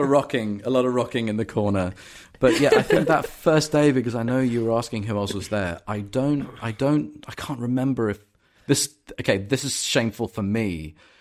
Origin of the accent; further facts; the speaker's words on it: London, United Kingdom; I'm from London and I grew up in London